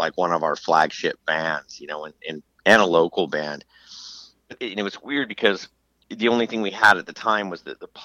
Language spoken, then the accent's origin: English; Southern California, United States; growing up in Southern California